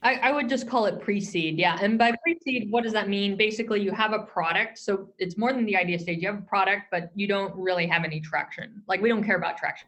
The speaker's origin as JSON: {"language": "English", "area": "Silicon Valley", "region": "California", "country": "United States", "tie": "born or raised there", "said": "I grew up in the Silicon Valley and I'm dating myself here, but I grew up during the, the dot com boom"}